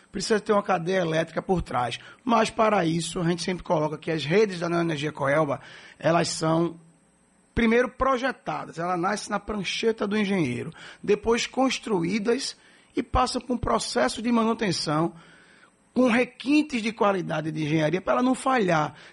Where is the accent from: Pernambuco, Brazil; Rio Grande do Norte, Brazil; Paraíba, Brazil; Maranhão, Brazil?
Pernambuco, Brazil; Recife; born there; now in Salvador, Brazil; Eu sou, digo que eu sou batizado em Recife, mas apaixonado de corpo e alma pela Bahia, por Salvador.